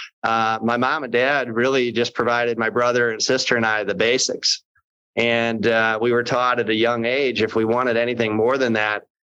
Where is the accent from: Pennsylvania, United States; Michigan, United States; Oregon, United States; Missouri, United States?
Missouri, United States; St. Louis; I was born in November 10th, soon to be 52 years ago in St. Louis